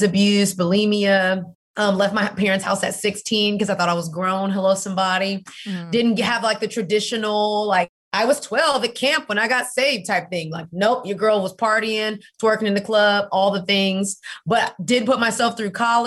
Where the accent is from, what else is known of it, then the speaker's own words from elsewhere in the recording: Houston, Texas, United States; now in Atlanta, United States; I'm originally from Houston, Texas